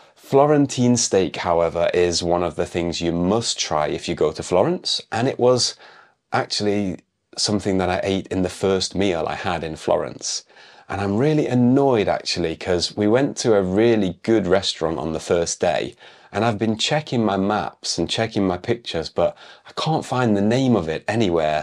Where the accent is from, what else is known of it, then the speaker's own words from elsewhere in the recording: United Kingdom; moved away; an English teacher from the UK